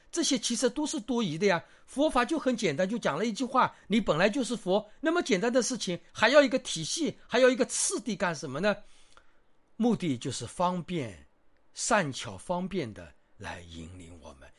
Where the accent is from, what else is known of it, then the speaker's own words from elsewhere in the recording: China; 特别是我们中国人